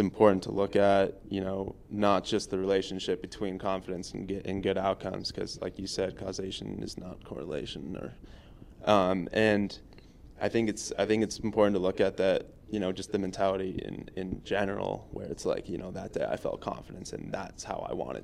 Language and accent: English; Colorado, United States; growing up in Colorado